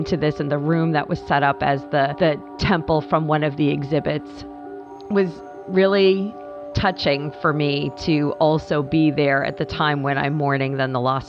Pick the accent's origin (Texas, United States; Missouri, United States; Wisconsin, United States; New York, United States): New York, United States; Long Island; moved away; also born or lived in Pennsylvania; cousins in Annapolis that I grew up with on Long Island